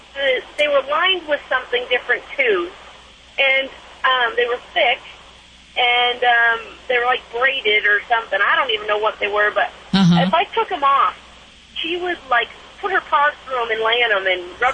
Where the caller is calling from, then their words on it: Laramie, Wyoming, United States; I'm calling from Laramie, Wyoming.